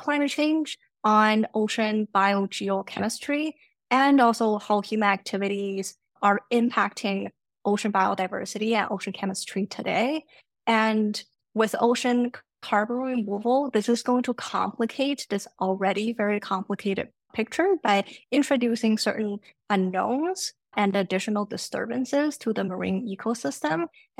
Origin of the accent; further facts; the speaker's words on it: China; also born or lived in Canada; now in United States; I've lived in three different countries. I grew up in China and Canada, and I went to school here in the US.